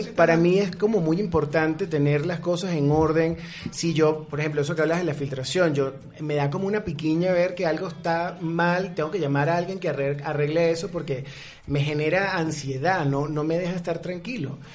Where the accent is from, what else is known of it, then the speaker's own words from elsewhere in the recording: Venezuela; now in Mexico City, Mexico; nosotros como venezolanos